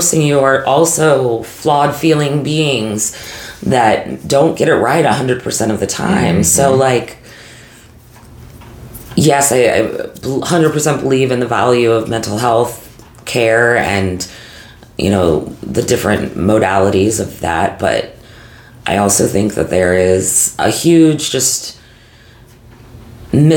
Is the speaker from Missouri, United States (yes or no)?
yes; St. Louis, Missouri, United States; growing up in St. Louis